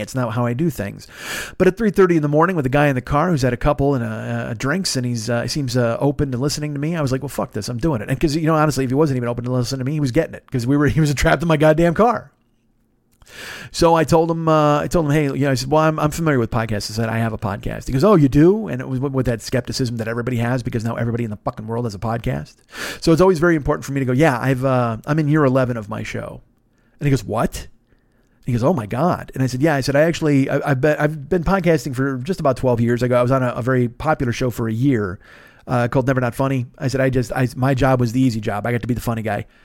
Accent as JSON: {"language": "English", "town": "Chicago", "region": "Illinois", "country": "United States", "moved": "yes", "lives_now": "Los Angeles, United States", "said": "I was from Chicago"}